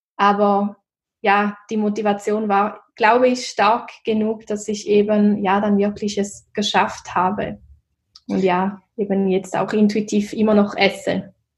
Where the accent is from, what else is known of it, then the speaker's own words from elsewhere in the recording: Switzerland; wie man wahrscheinlich auch hören kann, komme ich aus der Schweiz